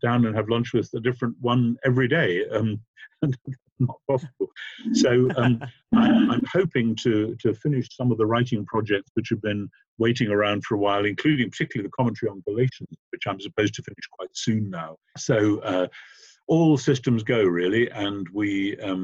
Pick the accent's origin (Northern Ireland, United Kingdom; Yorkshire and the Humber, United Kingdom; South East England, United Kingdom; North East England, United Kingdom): North East England, United Kingdom; Northumberland; I was born and bred in the northeast of England.